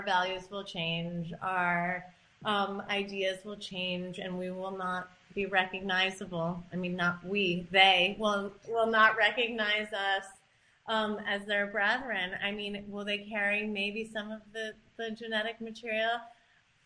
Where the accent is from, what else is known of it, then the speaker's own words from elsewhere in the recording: Ithaca, New York, United States; I grew up in Ithaca